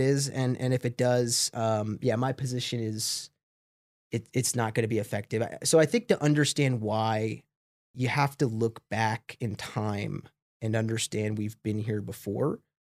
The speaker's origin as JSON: {"language": "English", "town": "Smithtown", "region": "New York", "country": "United States", "tie": "born or raised there", "also_born_or_lived": "Binghamton, New York", "moved": "as an adult", "said": "I grew up on, uh, a suburb of Long Island about fifty minutes outside the city called Smithtown"}